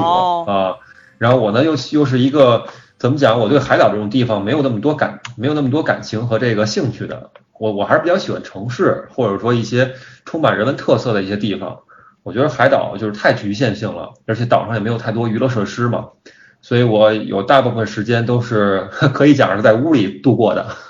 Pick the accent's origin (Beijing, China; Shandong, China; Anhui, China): Beijing, China; 因为咱们都是北京人嘛